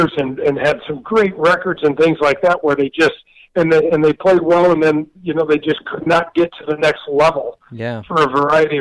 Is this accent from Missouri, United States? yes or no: yes; St. Louis, Missouri, United States; I grew up in North County in St. Louis.